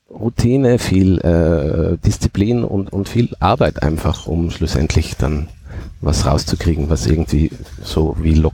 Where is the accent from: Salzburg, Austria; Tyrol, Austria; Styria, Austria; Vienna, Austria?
Tyrol, Austria; Nassereith; accent: Tyrolean Oberland dialect; ich komme aus Nassereien am Fuße des Fernwassers, das ist im Tiroler Oberland, da spricht man einen sehr harten, schroffen Dialekt, so schroff wie die Berge, die rundherum sind.